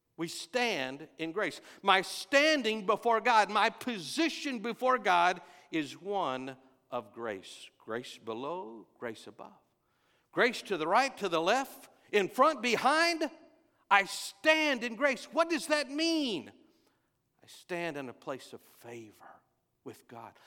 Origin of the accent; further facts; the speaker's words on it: Texas, United States; I'm from Texas